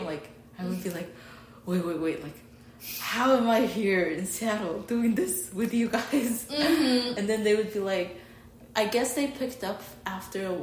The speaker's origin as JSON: {"language": "English", "country": "Mongolia", "moved": "yes", "lives_now": "Pennsylvania, United States", "said": "a 21-year-old girl from Mongolia in Pennsylvania"}